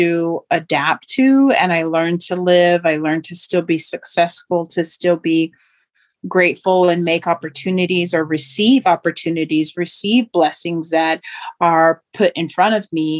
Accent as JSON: {"language": "English", "region": "Oklahoma", "country": "United States", "tie": "born or raised there", "also_born_or_lived": "Moore, Oklahoma", "said": "I grew up in Oklahoma and had lived in a small town and within my tribal community"}